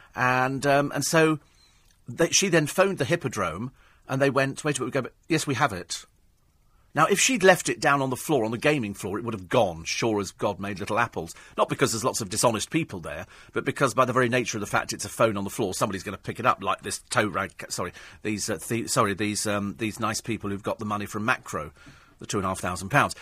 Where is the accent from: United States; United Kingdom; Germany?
United Kingdom; being British